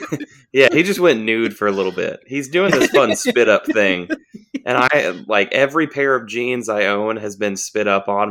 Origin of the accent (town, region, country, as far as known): Hepzibah, Georgia, United States